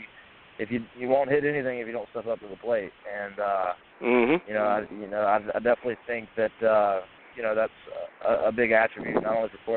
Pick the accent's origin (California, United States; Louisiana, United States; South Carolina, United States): South Carolina, United States; Columbia; Columbia, South Carolina, which is my hometown